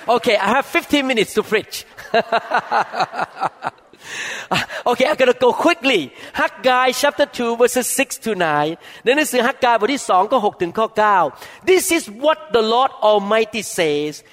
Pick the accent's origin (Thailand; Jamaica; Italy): Thailand; I grew up in Thailand